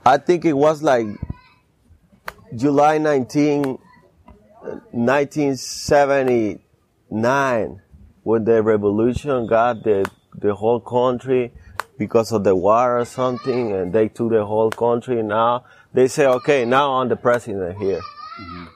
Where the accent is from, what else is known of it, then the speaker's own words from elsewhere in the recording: Guápiles, Limón, Costa Rica; moved away; I grew up there